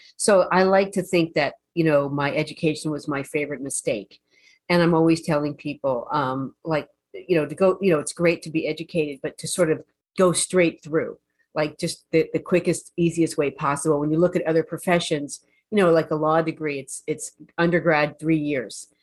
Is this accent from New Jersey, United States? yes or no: yes; New Jersey, United States; I'm from New Jersey